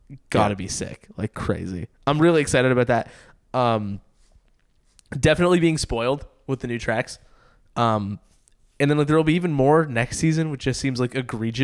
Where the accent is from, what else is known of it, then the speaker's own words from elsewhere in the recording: Canada; we're Canadian